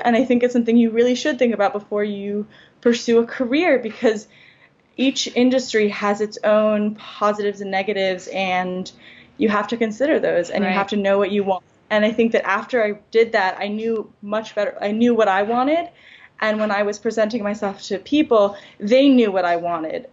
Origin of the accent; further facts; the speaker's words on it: New York, United States; I'm from New York.